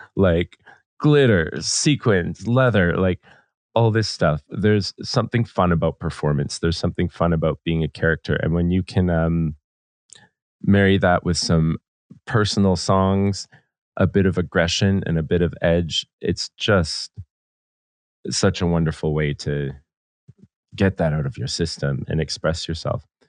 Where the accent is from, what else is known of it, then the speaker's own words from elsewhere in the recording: Vancouver, British Columbia, Canada; Growing up in Vancouver, we're very, very close to Seattle and Portland